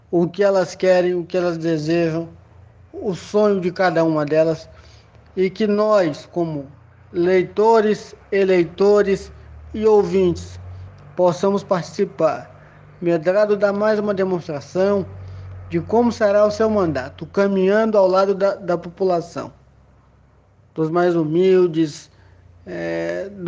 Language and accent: Portuguese; Valença, Bahia, Brazil; me ajuda, eu sou da terra, sou de Valença, quero ter um deputado nosso.